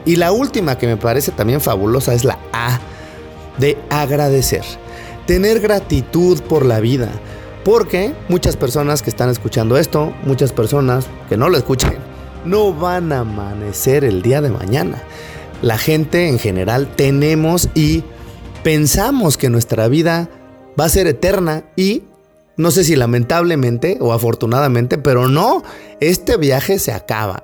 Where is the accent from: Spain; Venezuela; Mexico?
Mexico; Yo era el único mexicano perdido por ahí